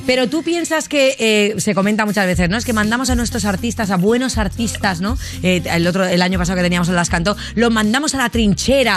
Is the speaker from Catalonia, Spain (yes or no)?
yes; Barcelona, Catalonia, Spain; moved away; soy de Barcelona